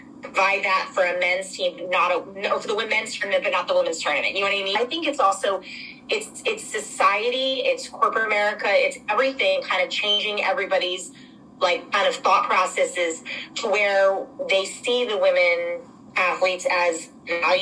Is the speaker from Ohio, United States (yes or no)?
no; Philadelphia, Pennsylvania, United States; moved away as an adult; also born or lived in Durham, North Carolina; growing up in Philadelphia, I feel like I was treated great as a young athlete